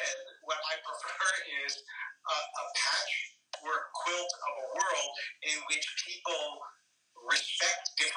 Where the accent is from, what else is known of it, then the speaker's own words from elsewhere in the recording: Philadelphia, Pennsylvania, United States; also born or lived in Harrisburg; I was born in Harrisburg and grew up in Philadelphia.